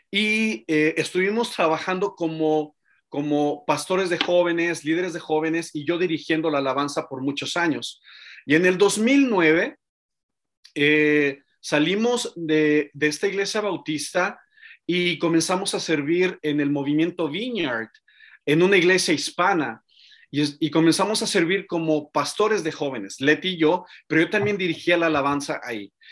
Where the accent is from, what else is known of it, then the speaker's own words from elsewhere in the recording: Mexico City, Mexico; born there; Mira, eh, yo nací en Ciudad de México